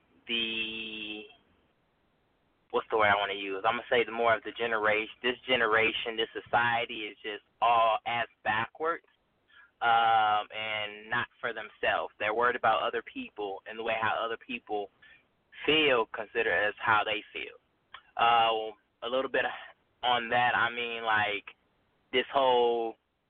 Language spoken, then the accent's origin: English; Chicago, Illinois, United States; I'm from Chicago, Illinois